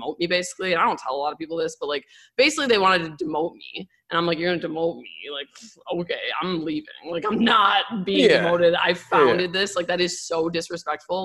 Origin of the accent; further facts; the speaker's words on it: Milwaukee, Wisconsin, United States; moved away as an adult; also born or lived in Madison, Wisconsin; now in Miami, United States; I'm from Milwaukee, born and raised